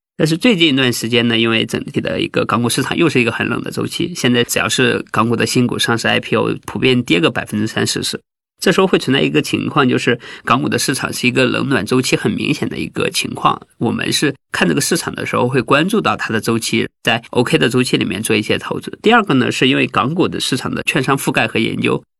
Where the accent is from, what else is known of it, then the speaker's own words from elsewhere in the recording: Henan, China; moved away as an adult; also born or lived in Zhengzhou / Guangzhou; now in Beijing, China; 我是河南农村的嘛，河南驻马店的，八岁的时候我们村里才通电